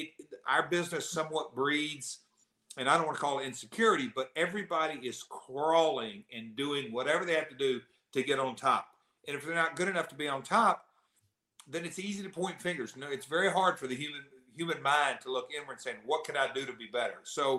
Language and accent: English; the South, United States; accent: Southern; I'm the hillbilly, southern boy, whatever you want to call it. Can't get rid of my accent.